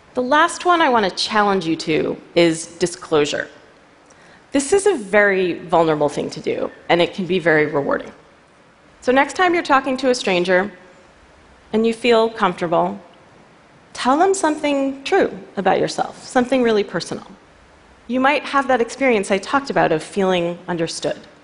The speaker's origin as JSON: {"language": "English", "town": "New York City", "region": "New York", "country": "United States", "said": "I'm a New Yorker"}